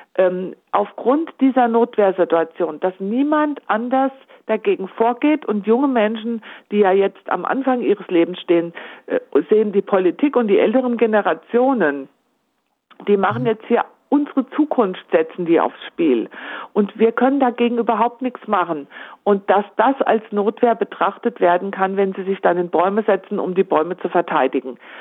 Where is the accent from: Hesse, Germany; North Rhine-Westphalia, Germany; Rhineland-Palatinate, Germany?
Hesse, Germany; Homberg; meine Heimatstadt Homberg Ohm